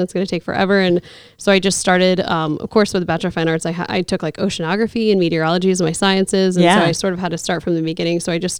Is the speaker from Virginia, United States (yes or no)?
yes; Norfolk, Virginia, United States; moved away as an adult; also born or lived in South Carolina; So I grew up in Norfolk, Virginia. I'm a military brat